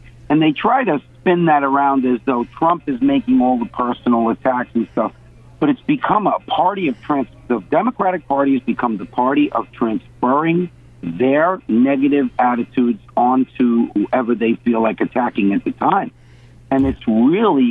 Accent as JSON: {"language": "English", "area": "Long Island", "region": "New York", "country": "United States", "moved": "yes", "lives_now": "Florida, United States", "said": "I'm originally from Long Island. I actually live in Florida now"}